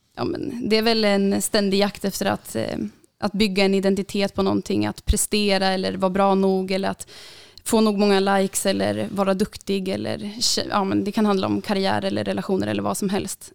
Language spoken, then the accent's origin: Swedish; Uppsala, Uppsala County, Sweden; jag kommer ju här Uppsala